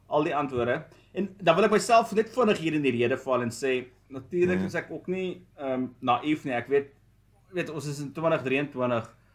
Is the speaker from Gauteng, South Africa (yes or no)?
yes; Vereeniging, Gauteng, South Africa; moved away as an adult; also born or lived in Johannesburg, South Africa / Stellenbosch, South Africa; now in United States; Ek is gebore in Vereniging.